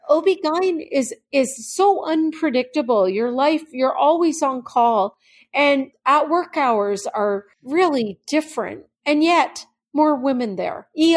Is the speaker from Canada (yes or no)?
yes; Canada; now in United States; I came here as a Canadian. I didn't understand all of that.